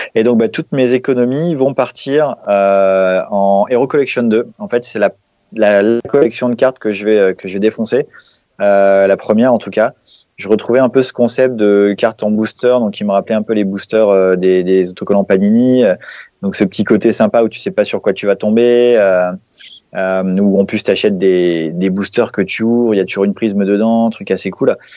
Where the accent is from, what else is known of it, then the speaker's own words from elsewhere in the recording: Lille, Hauts-de-France, France; je suis lillois d'origine